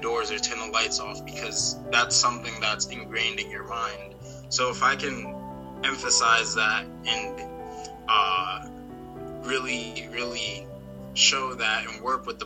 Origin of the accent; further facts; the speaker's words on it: South Plainfield, New Jersey, United States; I serve on the Board of Education in my hometown of South Plainfield, New Jersey